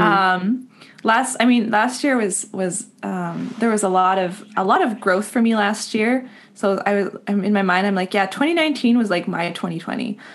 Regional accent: Winnipeg, Manitoba, Canada; moved away; I grew up in Winnipeg, and all of our extended family is is out here, out east

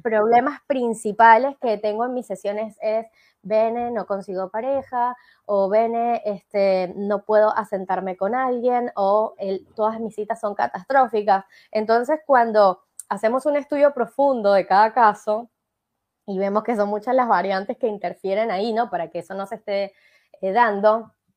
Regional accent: Venezuela; accent: Venezuelan; now in Argentina; yo soy venezolana y no hablo de vos, yo hablo de tú

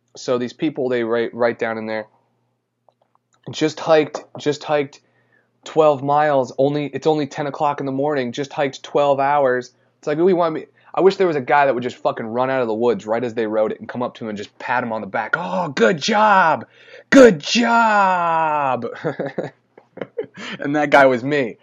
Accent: St. Albans, Vermont, United States; I was born in Saint Albans, Vermont.

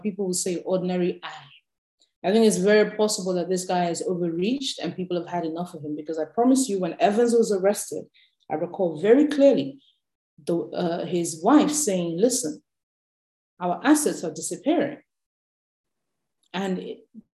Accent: Nigeria; being a Nigerian and having experienced how the political class moves

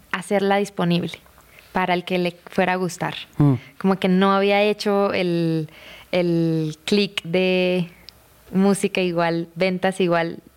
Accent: Bucaramanga, Santander, Colombia; De Bucaramanga, Manu.

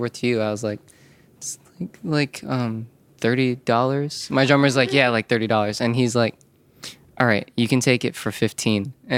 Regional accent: Scottsdale, Arizona, United States; also born or lived in Florida; Yeah, I am. I'm from Scottsdale, Arizona. That's where I was born.

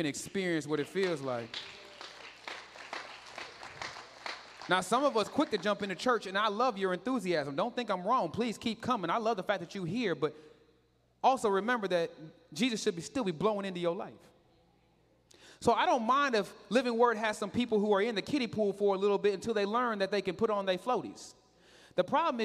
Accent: Katy, Texas, United States; I grew up in Katy.

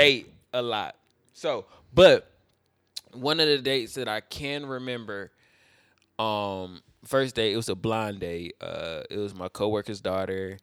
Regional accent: Fayetteville, United States; I'm from Fayetteville. Fayetteville's small

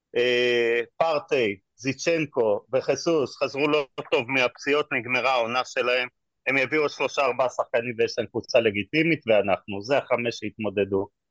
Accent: Israel; אנחנו כישראלים

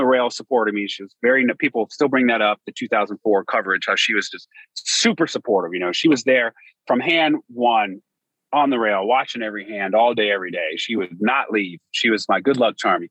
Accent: Dallas, Texas, United States; moved away as an adult; also born or lived in Princeton, New Jersey; I grew up in the Dallas-Fort Worth metroplex.

